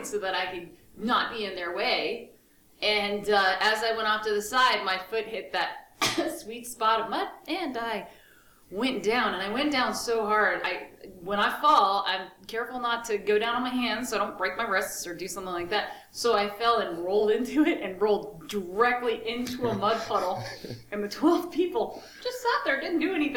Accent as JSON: {"language": "English", "town": "Centreville", "region": "Virginia", "country": "United States", "tie": "born or raised there", "moved": "yes", "said": "it is my hometown. So, we went to Centerville, Virginia"}